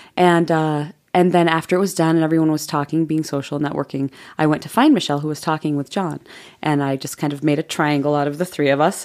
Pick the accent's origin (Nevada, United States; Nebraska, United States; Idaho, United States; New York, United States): New York, United States; Jamestown; moved away as an adult; also born or lived in Provo, Utah; I grew up in Jamestown, New York.